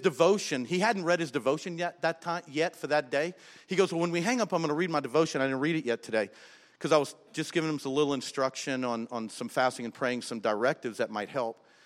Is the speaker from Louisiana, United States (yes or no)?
yes; South Louisiana, United States; we're from South Louisiana